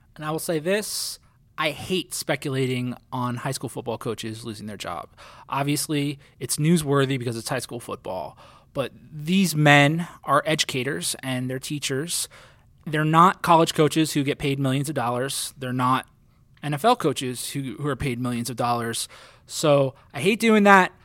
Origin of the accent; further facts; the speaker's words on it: New Jersey, United States; now in Southwest Florida, United States; I'm from New Jersey where state champions and NBA players, that's the breeding ground